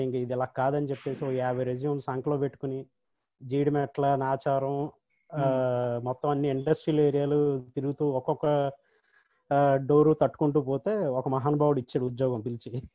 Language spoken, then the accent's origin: Telugu; Eluru, Andhra Pradesh, India; moved away as an adult; also born or lived in Rajahmundry; now in Hyderabad, India; నేను పుట్టి పెరిగింది అంతా కూడా ఏలూరు తర్వాత చదువు అంతా రాజమండ్రిలోనే అయిందన్న